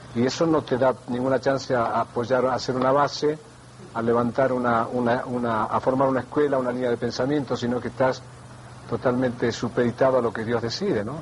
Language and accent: Spanish; Argentina; Soy argentino